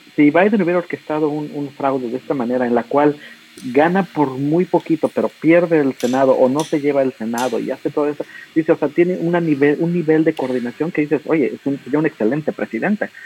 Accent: Mexico; como mexicano

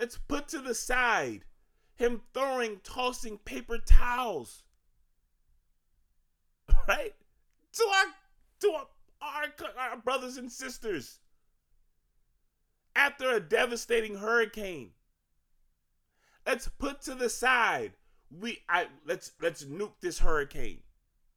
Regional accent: Virginia, United States; now in Maryland, United States; I'm from Virginia

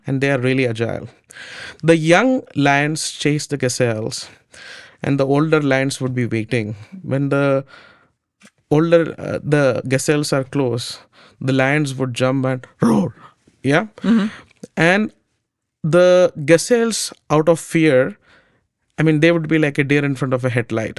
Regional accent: India; I grew up in India

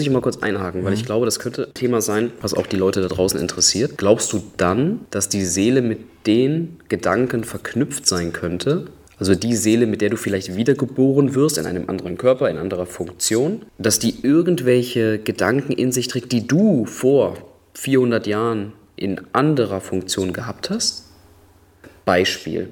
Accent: Düsseldorf, North Rhine-Westphalia, Germany; Ich komme ja auch aus einer Karnevalshochburg in, in Düsseldorf

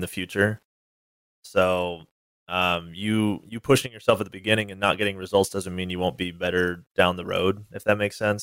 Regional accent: Northern California, United States; also born or lived in Washington; now in Southern California, United States; I originally grew up in Northern California, but I moved to Washington, um, for college

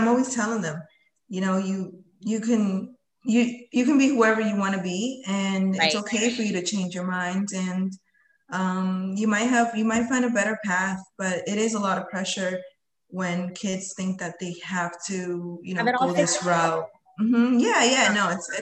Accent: Lowell, Massachusetts, United States; also born or lived in Colombia; I came to this country when I was 7 years old. And we came to, you know, Lowell, Massachusetts. So I'm a fellow, you know, Lowellian

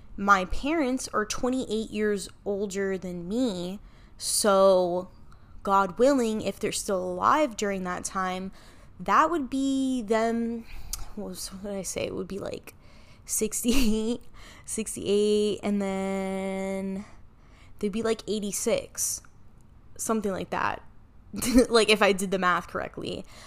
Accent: Miami, Florida, United States; was born and raised in Miami, Florida, and I am Cuban and Puerto Rican.

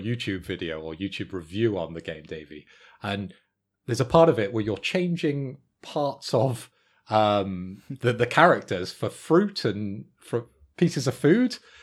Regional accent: Bristol, South West England, United Kingdom; I am from Bristol

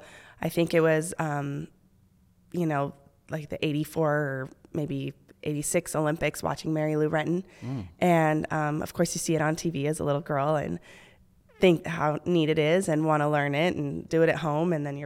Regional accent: Okinawa, Japan; born there; Okinawa, Japan.

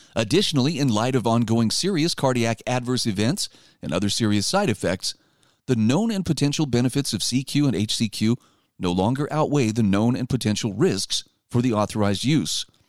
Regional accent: Utah, United States; my home state of Utah

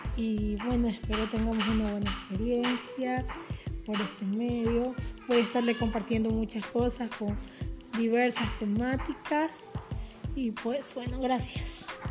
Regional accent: Ecuador; Soy de Ecuador

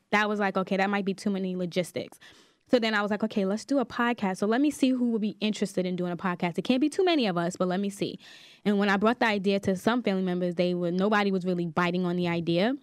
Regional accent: New York City, New York, United States; I'm from Staten Island, New York

